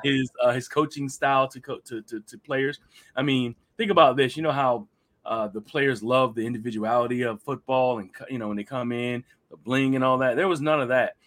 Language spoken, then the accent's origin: English; Hampton Roads, Virginia, United States; I'm one of the few people who are originally from Hampton Roads